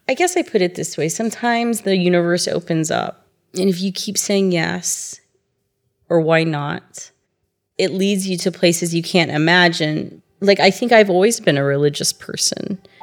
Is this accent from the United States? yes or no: yes; Tulsa, Oklahoma, United States; moved away as an adult; also born or lived in Thailand; now in Israel; I'm from Tulsa, Oklahoma, and I've been in Israel for 13 years.